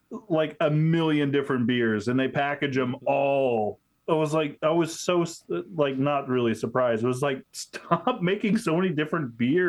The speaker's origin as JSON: {"language": "English", "region": "Oklahoma", "country": "United States", "moved": "yes", "said": "Yingling is now coming to my home state of Oklahoma."}